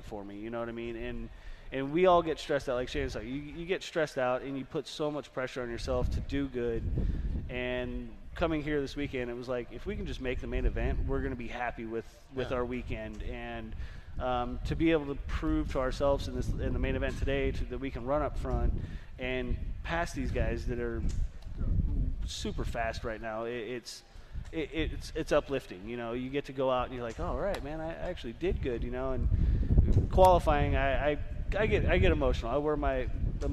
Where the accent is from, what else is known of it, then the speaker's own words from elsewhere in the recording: California, United States; I'm from California